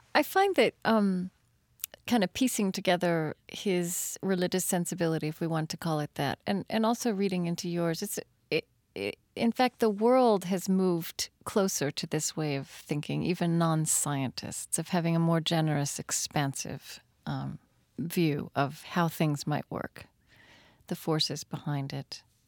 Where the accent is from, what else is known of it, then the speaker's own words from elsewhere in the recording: Shawnee, Oklahoma, United States; I come from Shawnee, Oklahoma